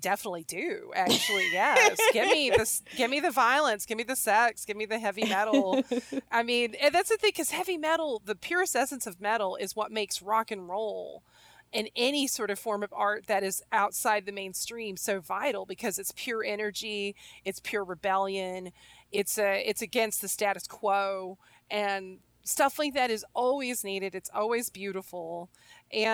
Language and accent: English; the Bible Belt, United States; I grew up in the Bible Belt